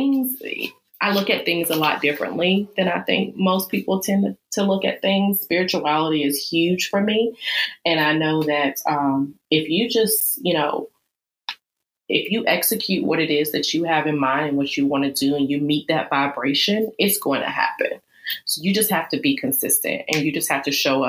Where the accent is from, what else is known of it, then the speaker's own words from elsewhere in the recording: Charlotte, North Carolina, United States; I am in Charlotte, North Carolina, and I'm actually from Charlotte, North Carolina.